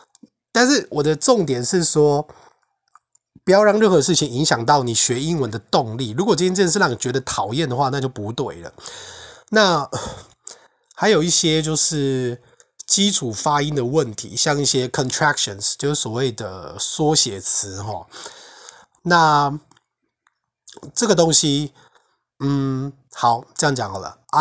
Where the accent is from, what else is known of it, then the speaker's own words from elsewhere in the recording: northern Taiwan, Taiwan; accent: northern accent; 就像我今天讲的中文，那也只是我自己的腔调啊，它它就是属于北部的腔调啊